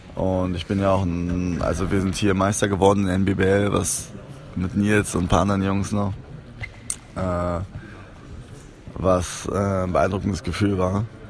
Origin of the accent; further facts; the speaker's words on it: Berlin, Germany; also born or lived in Cologne / Trier; ich bin in Köln geboren, wo meine Mutter und mein Vater gelebt haben. Die haben sich getrennt und ich bin mit meiner Mutter nach Berlin gekommen, äh, weil meine Tante damals hier gewohnt hat. Ja, das war es eigentlich schon seitdem, ich glaube seit ich drei bin oder so, bin ich in Berlin.